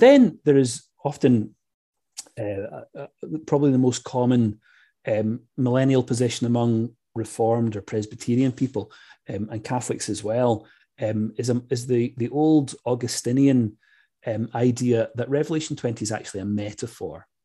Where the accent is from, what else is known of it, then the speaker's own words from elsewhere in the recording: Scotland, United Kingdom; I grew up in Scotland where those kinds of ideas are not really part and parcel of everyday evangelical life.